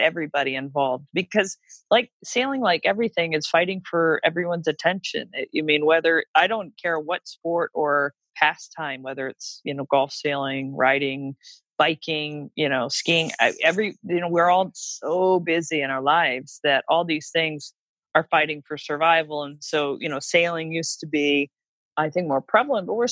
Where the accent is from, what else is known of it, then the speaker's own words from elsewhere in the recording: Port Huron, Michigan, United States; I'm Midwest, you know, middle class. And we have wonderful yacht clubs. And you know, I think about my hometown yacht club, Port Huron, Michigan